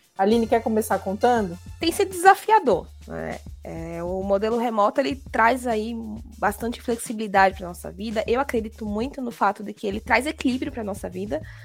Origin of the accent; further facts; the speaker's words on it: Natal, Rio Grande do Norte, Brazil; morando aqui na minha cidade natal